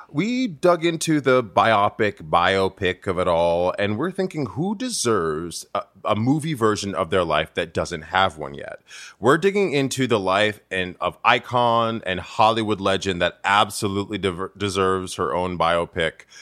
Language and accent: English; Providence, Rhode Island, United States; you know I'm from Providence, so we have our ho- own accents that I you know paid a lot of money to get rid of.